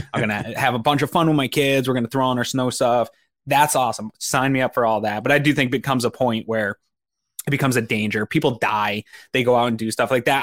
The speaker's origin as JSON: {"language": "English", "region": "Northeast", "country": "United States", "tie": "born or raised there", "said": "I grew up in the Northeast"}